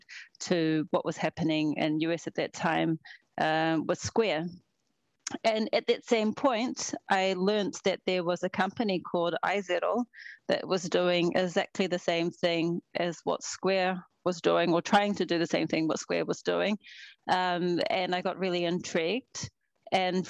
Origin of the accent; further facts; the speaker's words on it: New Zealand; moved away as an adult; also born or lived in Sweden; now in Stockholm, Sweden; even though I live in Sweden, I'm from New Zealand originally.